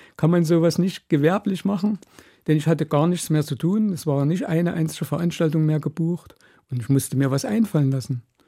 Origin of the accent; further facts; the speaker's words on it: East Germany, Germany; als Ostdeutscher